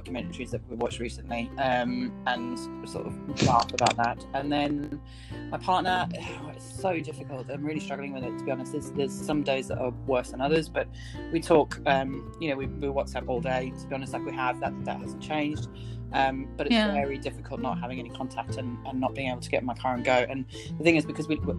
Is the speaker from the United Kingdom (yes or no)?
yes; United Kingdom; being British